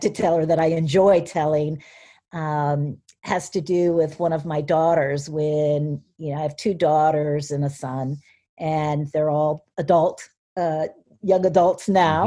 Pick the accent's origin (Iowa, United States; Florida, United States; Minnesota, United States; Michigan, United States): Iowa, United States; Cedar Rapids; moved away as an adult; also born or lived in Connecticut / Pittsburgh / Columbus, Ohio; I was born and raised in Cedar Rapids